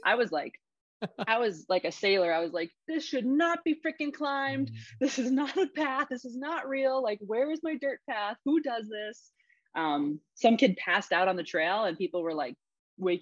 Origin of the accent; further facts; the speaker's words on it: Illinois, United States; we came from Illinois.